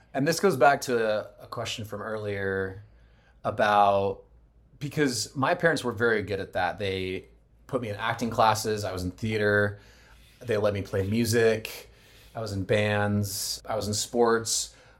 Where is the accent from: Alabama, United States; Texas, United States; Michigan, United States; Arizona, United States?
Arizona, United States; moved away; I'm from Arizona